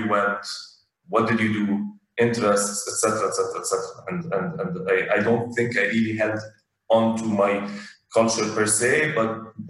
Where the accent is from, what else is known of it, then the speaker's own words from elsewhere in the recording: Abu Dhabi, United Arab Emirates; I'm Lebanese. And after conversation, after a while, oh no, but I was born and raised in Abu Dhabi.